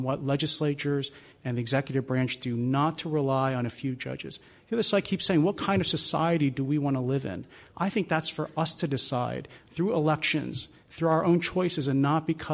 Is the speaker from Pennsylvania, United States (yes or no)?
yes; Philadelphia, Pennsylvania, United States; moved away; we're sitting in Philadelphia. Again, I'd like to emphasize my hometown